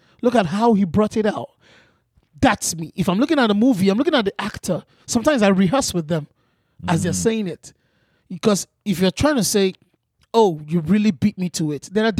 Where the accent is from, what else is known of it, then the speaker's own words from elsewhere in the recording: Nigeria; But these are the same materials that I've grown up with as an African, as a Nigerian.